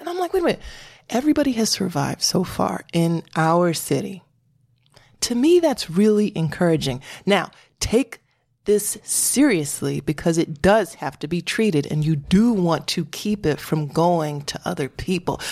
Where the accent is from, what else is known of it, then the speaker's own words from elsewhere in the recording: Connecticut, United States; I'm from Connecticut.